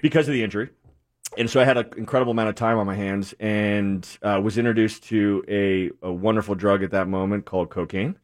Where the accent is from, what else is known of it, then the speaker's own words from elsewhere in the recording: New England, Connecticut, United States; moved away; also born or lived in New Jersey; born and raised in New England